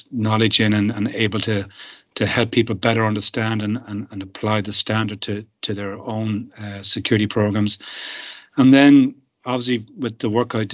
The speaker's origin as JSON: {"language": "English", "country": "Ireland", "said": "being Irish"}